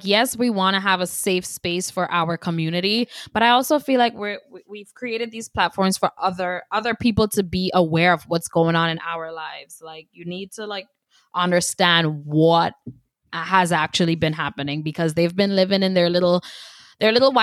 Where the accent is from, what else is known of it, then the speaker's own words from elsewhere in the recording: Grenada; now in United States; I was born and raised in Grenada, so I've been here for, what, like, 10 years now